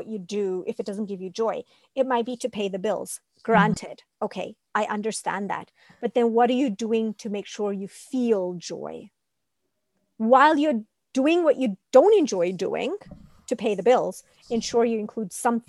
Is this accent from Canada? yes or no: no; India; being Indian